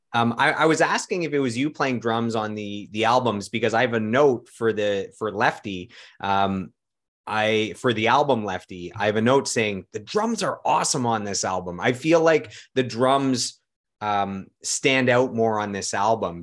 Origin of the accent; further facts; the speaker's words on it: Ottawa, Ontario, Canada; also born or lived in London, Ontario; I'm from Ottawa